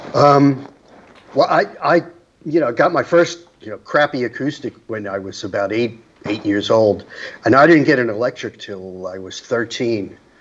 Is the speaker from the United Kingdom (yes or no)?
no; New York City, New York, United States; I grew up in Rockaway, which was a, a, a, beach area